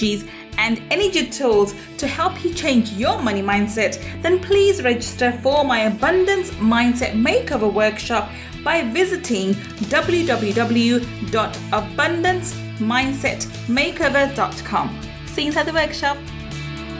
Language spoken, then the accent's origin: English; England, United Kingdom; Being English